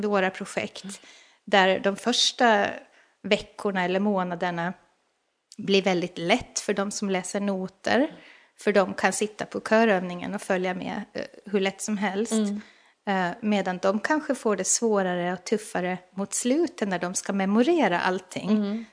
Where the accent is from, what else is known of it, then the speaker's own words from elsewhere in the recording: Åland Islands; jag är ju själv från Åland